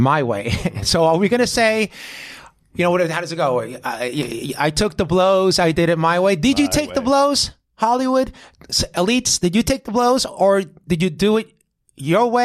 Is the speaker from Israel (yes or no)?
yes; Israel; moved away; I'm from Israel